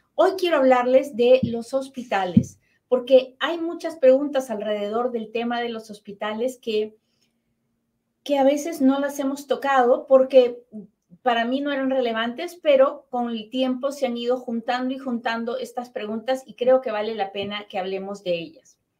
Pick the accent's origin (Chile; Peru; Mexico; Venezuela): Peru; now in United States; mi familia en Perú